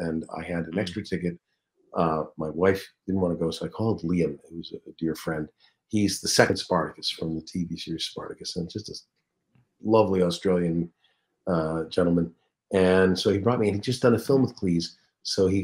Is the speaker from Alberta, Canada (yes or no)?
no; Toronto, Ontario, Canada; moved away; I was from Toronto